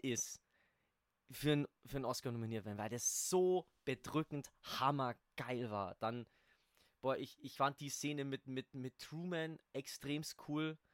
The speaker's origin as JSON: {"language": "German", "town": "Ingolstadt", "region": "Bavaria", "country": "Germany", "tie": "born or raised there", "said": "da, wo ich herkomme, hier in Ingolstadt"}